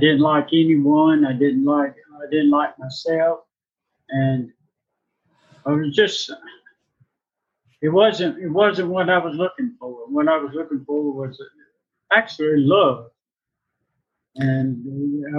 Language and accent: English; Indianola, Mississippi, United States; I was born in 1959 in Indianola, Mississippi